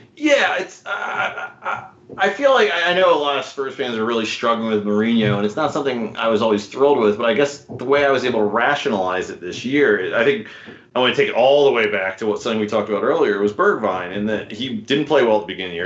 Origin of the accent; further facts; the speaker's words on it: United States; an American fan who, um, you know, isn't brought up in this